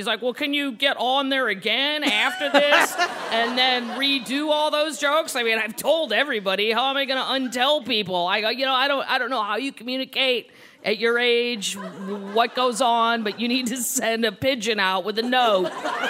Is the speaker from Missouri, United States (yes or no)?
yes; St. Louis, Missouri, United States; Growing up in St. Louis, honestly, I thought being Catholic was being Christian